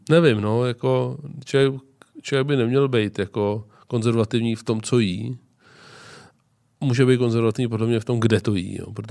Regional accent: Czechia; nejsem typický Čech

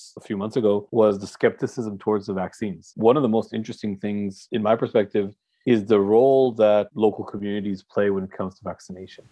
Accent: Boston, Massachusetts, United States; now in Tel Aviv, Israel; I was born in Boston

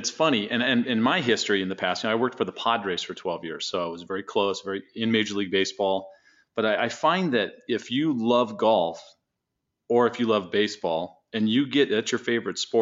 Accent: San Diego, California, United States; I grew up in San Diego

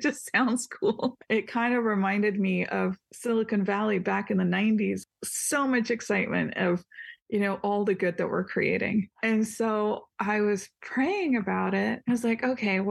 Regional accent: India; now in Washington, United States; I live in Washington. I'm Indian

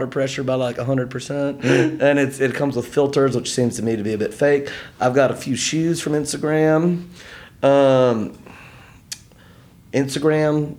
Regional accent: Montgomery, Alabama, United States; Grew up in Montgomery, Alabama

